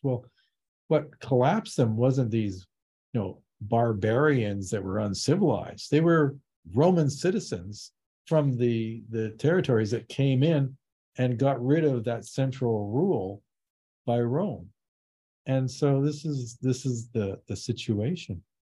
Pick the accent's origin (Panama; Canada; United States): Canada; Vancouver, British Columbia; I grew up in Vancouver. It was very multicultural.